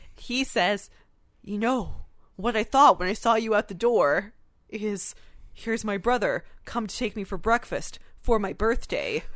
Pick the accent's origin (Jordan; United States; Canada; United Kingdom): Canada; we're Canadian